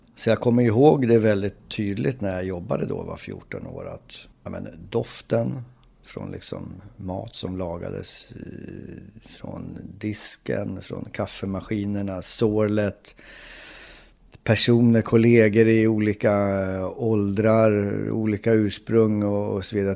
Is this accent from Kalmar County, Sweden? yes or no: no; Uppsala, Uppsala County, Sweden; moved away as an adult; now in Stockholm, Sweden; är född och uppvuxen i Uppsala